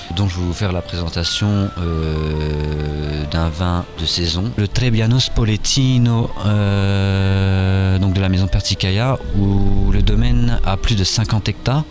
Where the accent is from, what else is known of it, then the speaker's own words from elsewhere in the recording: France; now in Luxembourg; chez nous en France